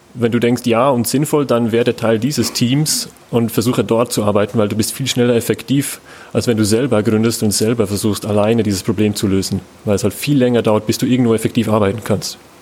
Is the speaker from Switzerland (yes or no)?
yes; Switzerland; ich bin selber Schweizer